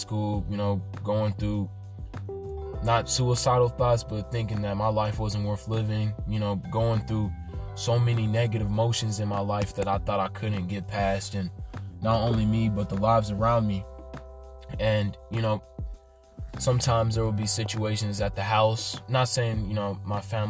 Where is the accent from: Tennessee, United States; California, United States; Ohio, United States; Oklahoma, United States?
Tennessee, United States; Nashville; I was born and raised in Nashville, Tennessee